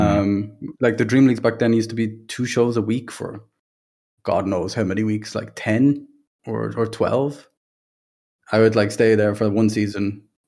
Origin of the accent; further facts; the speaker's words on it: Dublin, Leinster, Ireland; from Ireland, uh, Dublin, grew up there